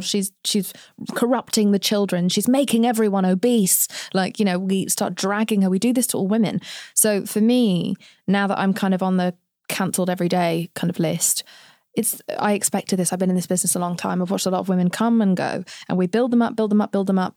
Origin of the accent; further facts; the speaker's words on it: England, United Kingdom; accent: English; now in United States; I'm from England